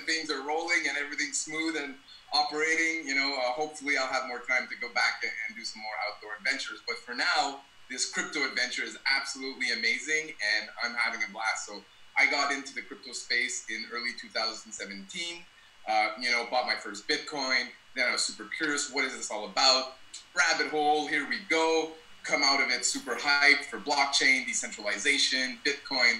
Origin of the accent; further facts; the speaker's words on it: Ottawa, Ontario, Canada; moved away as an adult; also born or lived in British Columbia / Alberta; now in Montreal, Canada; I grew up in Ottawa, Canada.